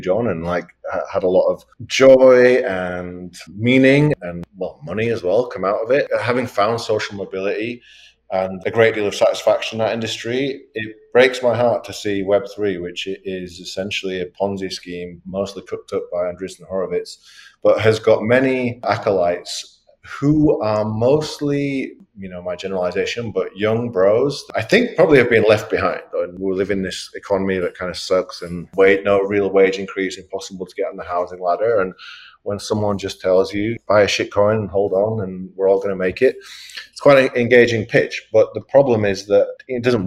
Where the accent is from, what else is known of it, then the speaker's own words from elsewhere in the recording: England, United Kingdom; also born or lived in New York; now in Miami, United States; I am from England